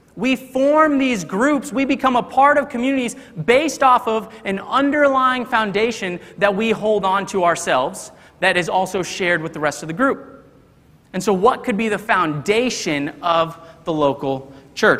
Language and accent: English; Texas, United States; moved away; I grew up in Texas, and those Texas roots they run deep